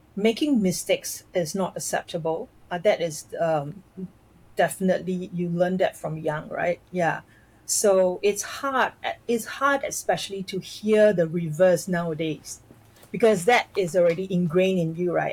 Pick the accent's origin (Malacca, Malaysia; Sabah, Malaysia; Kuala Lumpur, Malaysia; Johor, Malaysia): Johor, Malaysia; near the border with Singapore; now in Singapore; my family we um, uh, we lived in Malaysia, just across the causeway of Singapore